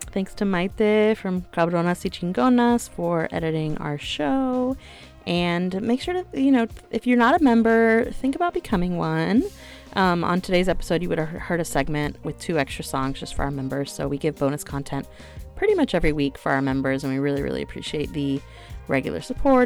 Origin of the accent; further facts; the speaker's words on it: the Bible Belt, United States; I grew up in the Bible Belt